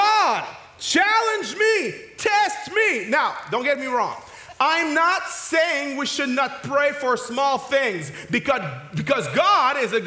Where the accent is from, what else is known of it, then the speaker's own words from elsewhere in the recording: Quebec, Canada; accent: French; first language French; English is a second language; I'm French speaking, but I'm not French. I'm a Quebecois